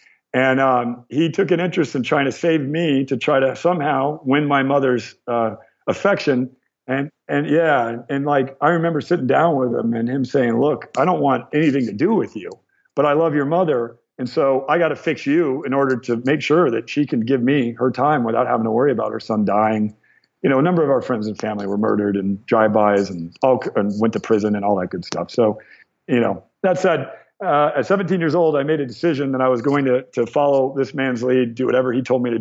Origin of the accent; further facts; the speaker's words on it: Torrance, California, United States; I was born in Torrance.